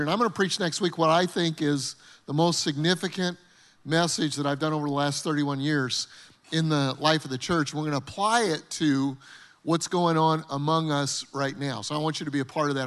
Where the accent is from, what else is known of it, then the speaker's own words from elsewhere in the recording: Denver, Colorado, United States; moved away as an adult; Terry and I grew up in Denver, Colorado